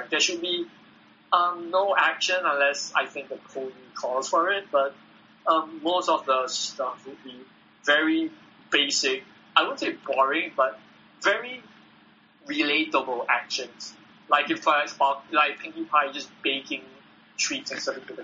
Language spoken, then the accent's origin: English; Singapore; I'm from Singapore.